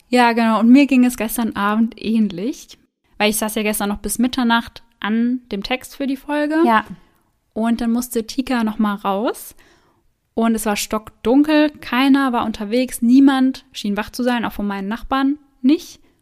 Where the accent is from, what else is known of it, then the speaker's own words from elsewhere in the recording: Germany; bei uns in Deutschland